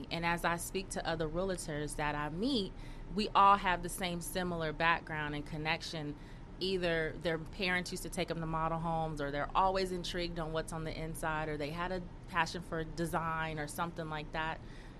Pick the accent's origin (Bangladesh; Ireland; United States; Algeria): United States; California; When I was little, my mom used to take me. I lived in South Central.